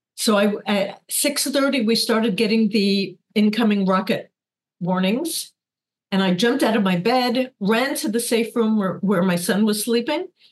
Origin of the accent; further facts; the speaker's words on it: New York, United States; moved away as an adult; now in Kibbutz Nirim, Israel; I was born in the Bronx, and raised